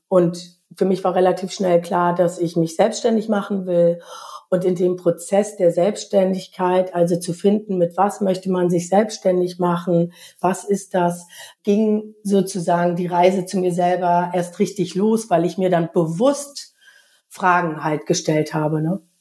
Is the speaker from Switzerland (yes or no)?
no; East Germany, Germany; moved away; ich bin in der DDR groß geworden